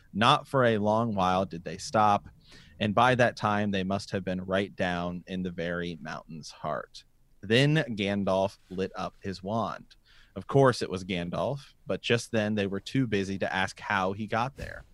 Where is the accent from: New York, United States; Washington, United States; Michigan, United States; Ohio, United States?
Ohio, United States; we're from Ohio